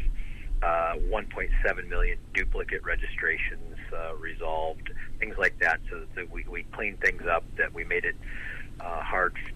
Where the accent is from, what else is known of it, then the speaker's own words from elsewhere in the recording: rural Northwest Ohio, United States; also born or lived in Detroit, Michigan; I was born in Detroit, Michigan, and then I hit the lottery because I got adopted by two great parents who raised me in rural Northwest Ohio